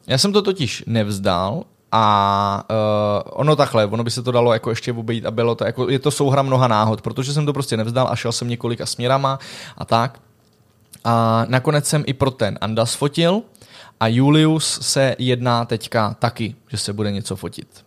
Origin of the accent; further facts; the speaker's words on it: Czechia; já jsem jako jediný Čech